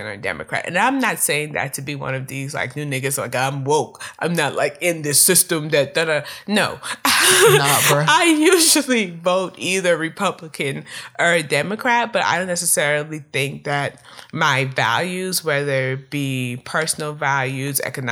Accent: Prince George's County, Maryland, United States; I grew up in Prince George County, Maryland

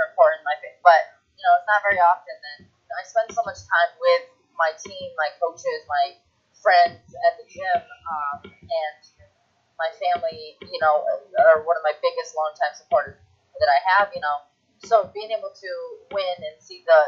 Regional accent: Detroit, Michigan, United States; moved away; Detroit, my hometown

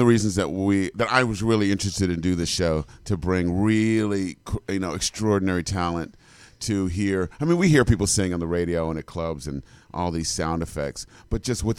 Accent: Maryland, United States; also born or lived in New York; now in Los Angeles, United States; I'm from Maryland originally, but I've been in New York for about 20 years, and I've now been out here in Los Angeles about a year now.

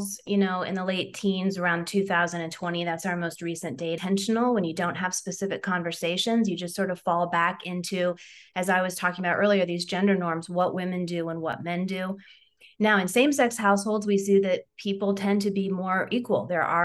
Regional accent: Ohio, United States; I'm from Ohio. And so, you know, Midwestern values, we tend to hold the door open for folks.

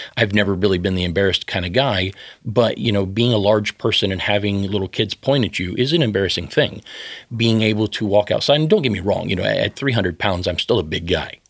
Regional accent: the South, United States; I grew up in the South

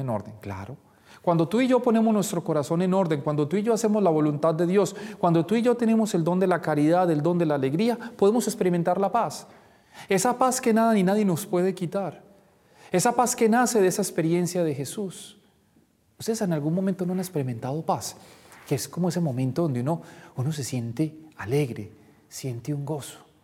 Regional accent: Colombia; Nosotros como colombianos no hablamos mucho de la paz, porque siempre hemos vivido como en guerra

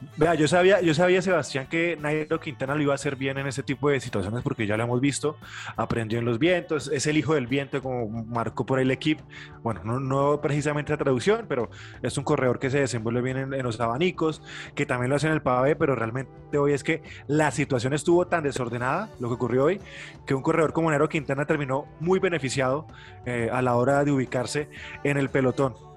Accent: Colombia; como colombiano

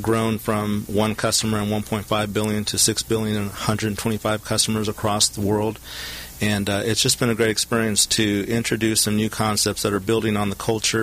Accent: Southern California, United States; I'm a local product, born and raised in Southern California, attended Huntington Park High School

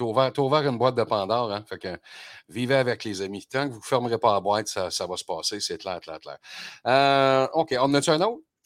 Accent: Quebec, Canada; chez nous au Québec

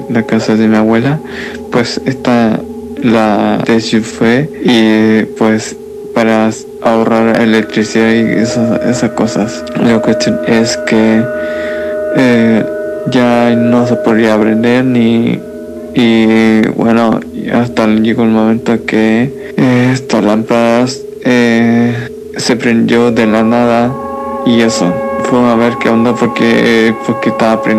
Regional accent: Chile; Soy de Chile … tengo 23 años

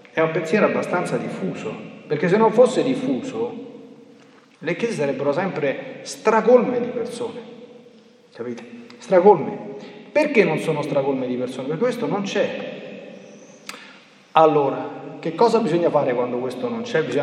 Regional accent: Italy; born there; sono riti che io mi sto portando dietro un po' per tradizione perché sono nato in Italia

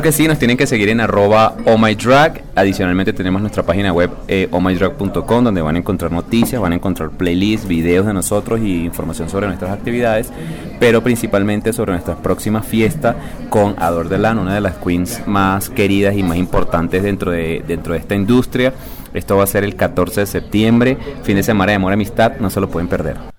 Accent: Venezuela; now in Colombia; yo no soy colombiano, yo soy venezolano

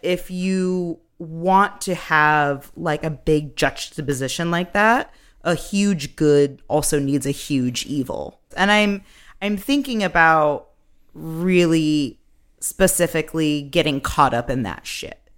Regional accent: Massachusetts, United States; growing up in Massachusetts, where you read the Crucible in fourth, sixth, and senior year

